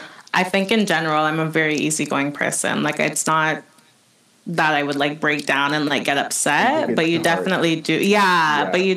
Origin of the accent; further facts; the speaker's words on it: Jamaica; first language English; now in Canada; I'm Jamaican. I love going to Jamaica. Like, right. I just love... You just have that feeling that you're home.